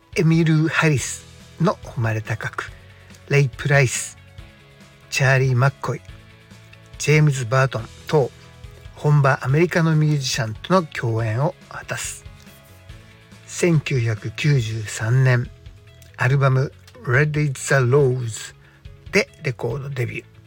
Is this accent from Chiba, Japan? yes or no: yes; Yokoshibahikari, Chiba, Japan; 僕は横芝光町、えー、出身のベーシスト